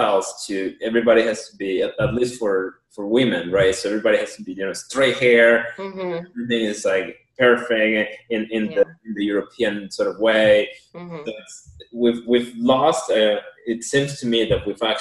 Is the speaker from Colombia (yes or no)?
yes; Colombia; moved away; for me growing up in Colombia